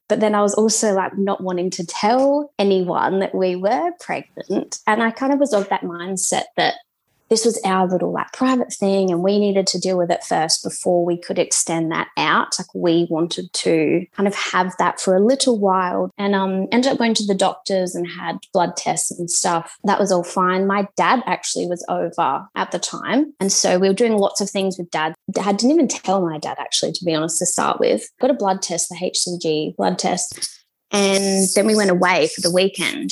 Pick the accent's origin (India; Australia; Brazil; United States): Australia; Esperance, Western Australia; moved away as an adult; now in New Zealand; My hometown's Esperance